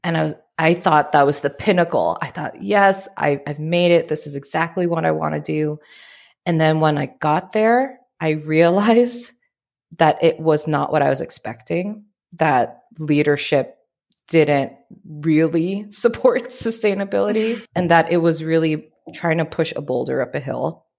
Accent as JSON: {"language": "English", "town": "Oakland", "region": "California", "country": "United States", "tie": "born or raised there", "also_born_or_lived": "Philippines / Richmond, California", "first_language": "Tagalog", "second_language": "English", "lives_now": "San Diego, United States", "said": "born and raised in the Bay Area, in the East Bay, Oakland, Richmond."}